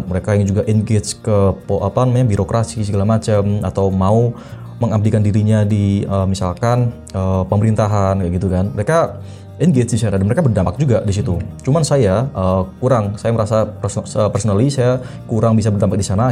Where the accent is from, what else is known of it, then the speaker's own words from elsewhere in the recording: Malang, East Java, Indonesia; also born or lived in Blitar; Malang itu uh, eh, hometown saya, mm -hmm. saya lahir di Malang